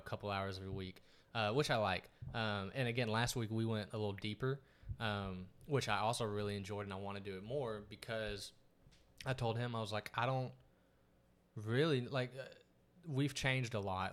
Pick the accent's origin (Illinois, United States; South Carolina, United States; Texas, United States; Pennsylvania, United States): Texas, United States; East; moved away as an adult; now in Dallas, United States; growing up in East Texas